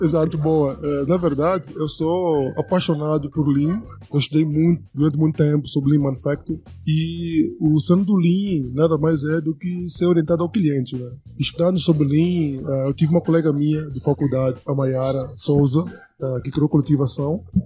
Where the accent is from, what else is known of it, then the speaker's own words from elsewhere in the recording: Angola; now in Brazil; eu sou africano, eu venho de Angola